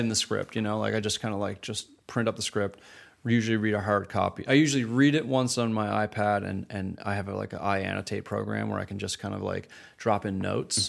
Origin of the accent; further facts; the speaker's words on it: Canada; moved away as an adult; growing up in Canada, starting my career in Canada.